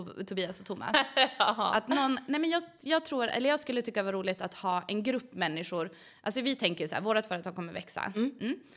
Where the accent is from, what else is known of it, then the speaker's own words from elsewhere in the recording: Umeå, Västerbotten County, Sweden; also born or lived in Gällivare, Norrbotten; Jag flyttade till Umeå 1999, då var jag åtta år gammal